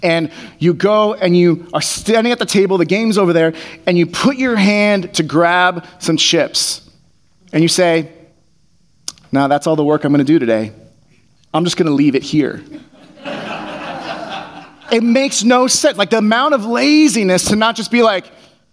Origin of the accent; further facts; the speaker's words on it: Bay Area, California, United States; I grew up in the Bay Area.